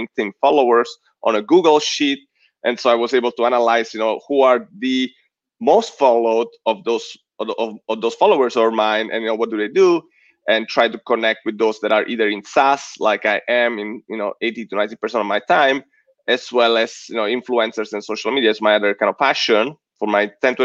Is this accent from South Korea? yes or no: no; Italy; moved away as an adult; also born or lived in San Diego, United States; now in United States; I'm Italian. Yeah, I eventually became American too, just a couple of years ago.